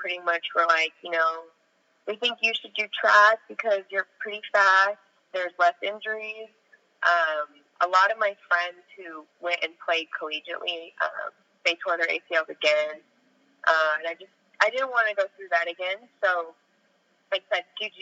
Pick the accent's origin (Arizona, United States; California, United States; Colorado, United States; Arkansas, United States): California, United States; Orange County; now in Los Angeles, United States; I'm from Orange County. I live in Los Angeles